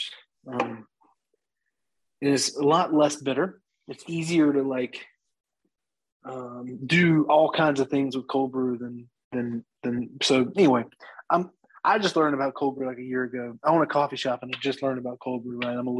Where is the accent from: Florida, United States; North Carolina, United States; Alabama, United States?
North Carolina, United States; Winston-Salem; I was born here in Winston-Salem.